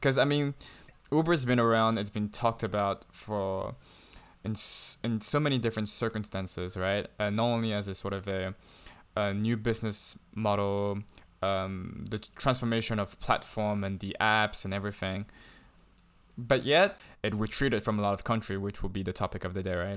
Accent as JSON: {"language": "English", "region": "Shanghai", "country": "China", "tie": "born or raised there", "said": "growing up in Shanghai, I never had issues with trying to get a taxi"}